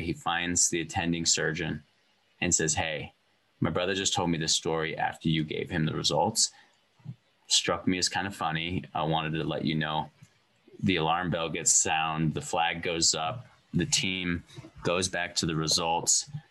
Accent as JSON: {"language": "English", "region": "Montana", "country": "United States", "tie": "born or raised there", "also_born_or_lived": "California", "moved": "yes", "said": "I feel like I am Montana made"}